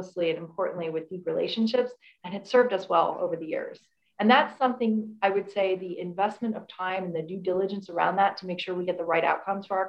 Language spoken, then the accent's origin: English; United States; moved away as an adult; I'm American. I moved here from the US